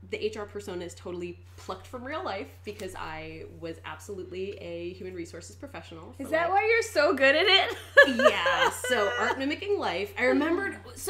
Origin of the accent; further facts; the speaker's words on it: Philadelphia, Pennsylvania, United States; moved away as an adult; I moved out here from the East Coast about two years ago. Mm-hmm. Where did you move from? From Philadelphia, Pennsylvania. Hey, Philly girl.